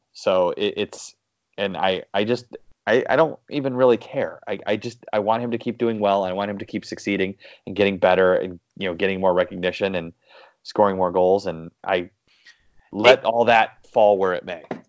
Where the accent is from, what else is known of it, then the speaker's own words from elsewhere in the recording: United States; as an American